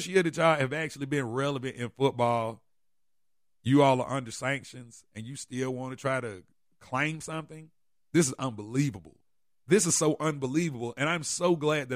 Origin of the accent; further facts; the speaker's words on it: Atlanta, Georgia, United States; I'm from Atlanta